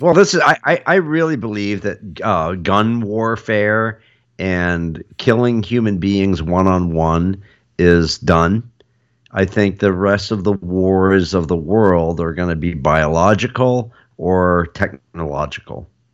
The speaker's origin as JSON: {"language": "English", "country": "United States", "said": "as an American"}